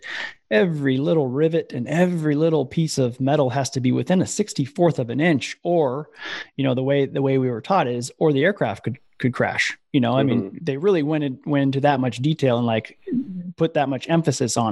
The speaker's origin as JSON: {"language": "English", "region": "Iowa", "country": "United States", "tie": "born or raised there", "said": "I grew up in Iowa"}